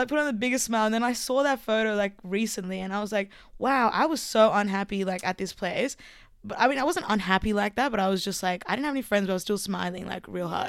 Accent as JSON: {"language": "English", "town": "Armidale", "region": "New South Wales", "country": "Australia", "tie": "born or raised there", "accent": "Australian", "said": "I was born here, like, in Armidale."}